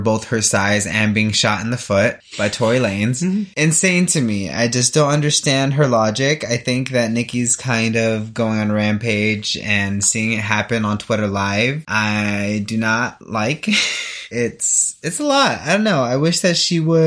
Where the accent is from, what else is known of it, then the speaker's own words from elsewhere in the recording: Wasco, California, United States; when I grew up like in Wasco